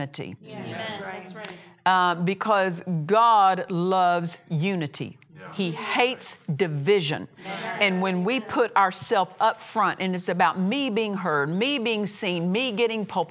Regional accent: Oklahoma, United States; moved away as an adult; I moved away from Oklahoma. I was raised in Oklahoma. I moved away from home when I was 17.

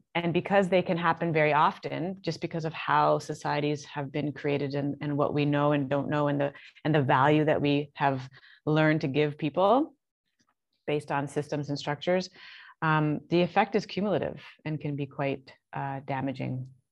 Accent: Canada; also born or lived in Toronto; I'm Canadian

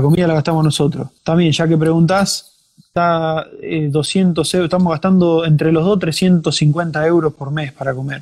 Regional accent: Ferré, Buenos Aires, Argentina; moved away as an adult; also born or lived in New Zealand / Bavaria, Germany; now in Germany; Yo soy de provincia de Buenos Aires, un pueblito llamado Ferré

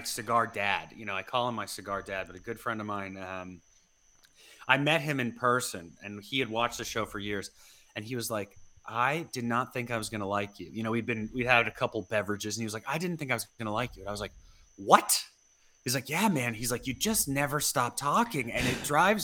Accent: Denver, Colorado, United States; I'm from the Denver area

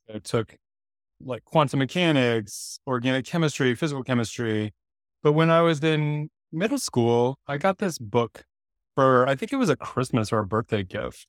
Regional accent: Durham, North Carolina, United States; I grew up in Durham, North Carolina

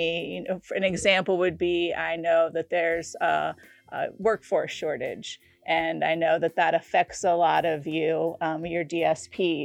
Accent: Cincinnati, Ohio, United States; I was born in Cincinnati, down in Hamilton County, so real close down to Kentucky. I was born there. I've lived there practically my whole

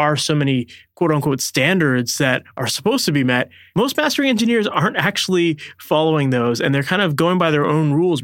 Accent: Oakville, Ontario, Canada; based out of Oakville, Ontario, Canada, which is my hometown

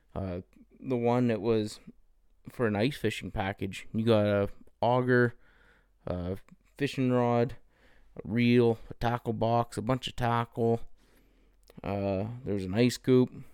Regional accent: Canada; I grew up in the Peace region

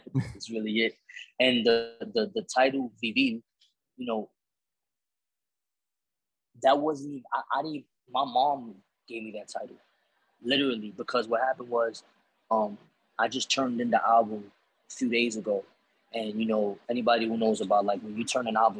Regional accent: New York City, New York, United States; growing up in Spanish Harlem

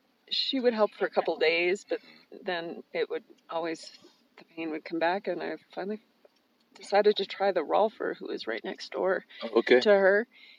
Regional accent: California, United States; now in San Francisco, United States; Oh, I grew up moving around a lot. I call California my home, but I've lived a lot of different places.

